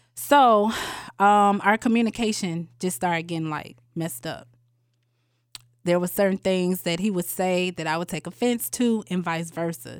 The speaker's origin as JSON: {"language": "English", "town": "Atlanta", "region": "Georgia", "country": "United States", "said": "I am from Atlanta, Georgia"}